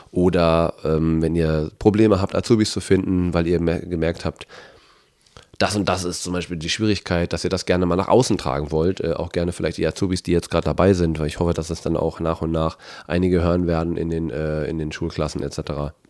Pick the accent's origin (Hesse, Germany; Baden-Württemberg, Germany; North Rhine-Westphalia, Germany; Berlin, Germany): North Rhine-Westphalia, Germany; Bielefeld; now in Hamburg, Germany; ich komme ja ursprünglich aus Bielefeld, für die Leute, die das noch nicht wussten, ähm, wohne jetzt aber seit ein paar Jahren in Hamburg.